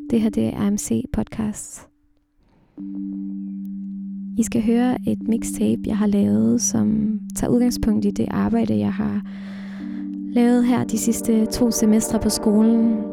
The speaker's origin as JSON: {"language": "Danish", "area": "Samsø", "region": "Central Denmark Region", "country": "Denmark", "tie": "born or raised there", "moved": "yes", "said": "Bornholmeruret i mit barndomshjem på Samsø har tækket lige så længe jeg kan huske. Det her mine forældre bor. Når jeg snakker med min familie her i Danmark, skifter sproget tit. Vi snakker dansk, og så pludselig kommer der et tyrkisk"}